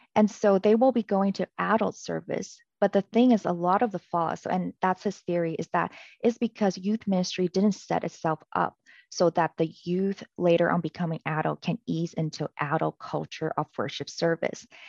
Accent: Canada; moved away; I was from Canada

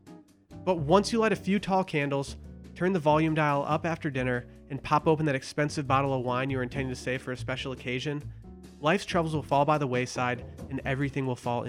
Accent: northern Michigan, United States; I spent a majority of my 20s in my hometown. It was a small town in northern Michigan

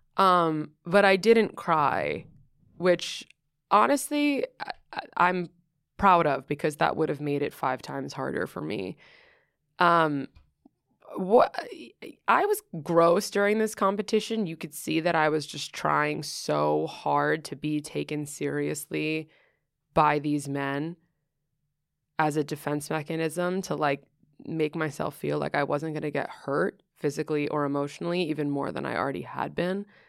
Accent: New York City, New York, United States; moved away as an adult; also born or lived in Southern California; I grew up in Greenwich Village, and I grew up doing theater.

